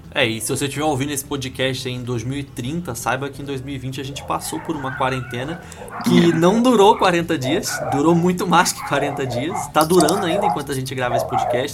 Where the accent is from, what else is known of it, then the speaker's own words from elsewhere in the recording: Curitiba, Paraná, Brazil; eu sou de Curitiba